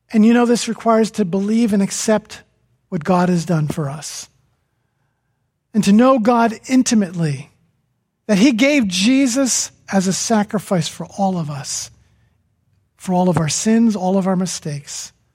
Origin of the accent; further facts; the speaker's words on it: New Jersey, United States; From New Jersey